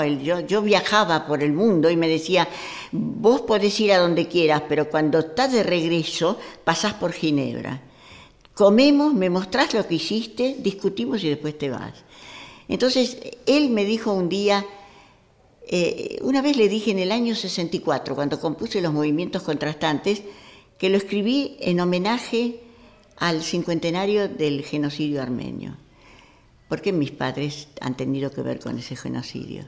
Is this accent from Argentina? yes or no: yes; Argentina; yo soy argentina